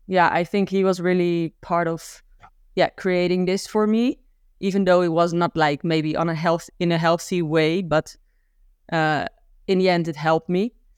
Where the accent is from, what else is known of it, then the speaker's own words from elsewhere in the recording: Gouda, South Holland, Netherlands; I'm from Gouda